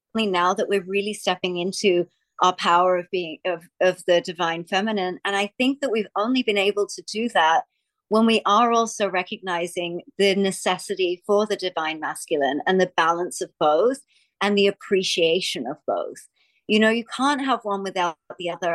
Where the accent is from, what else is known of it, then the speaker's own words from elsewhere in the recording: Australia; I'm from Australia